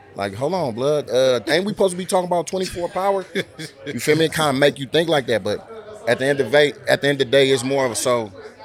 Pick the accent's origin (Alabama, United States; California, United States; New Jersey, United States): California, United States; Oakland; I'm from Oakland, California.